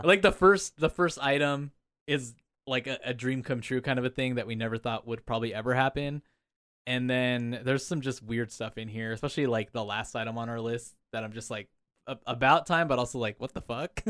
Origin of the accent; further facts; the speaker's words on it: Anaheim, California, United States; I grew up around Disneyland